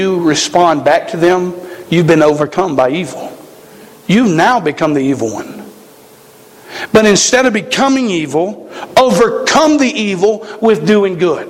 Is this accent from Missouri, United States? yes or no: no; South Carolina, United States; moved away as an adult; now in Montana, United States; I come from South Carolina